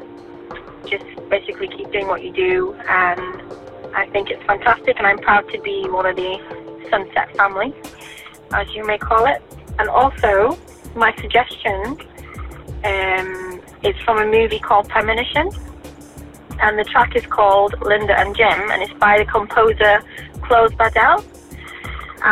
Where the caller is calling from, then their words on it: Leeds, Yorkshire and the Humber, United Kingdom; I'm calling from Leeds